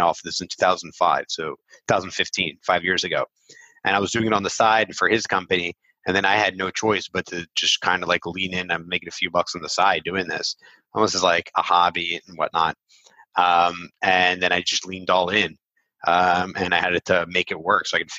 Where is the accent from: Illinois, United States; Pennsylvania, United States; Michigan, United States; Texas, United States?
Pennsylvania, United States; Philadelphia; first language English; moved away as an adult; now in Israel; I went to Temple University, right? So I'm from Philly